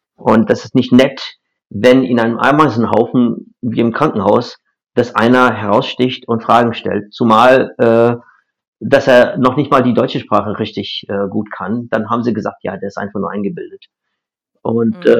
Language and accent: German; India; German is a second language; moved away as an adult; now in Germany; ursprünglich in Indien, das ist meine Heimat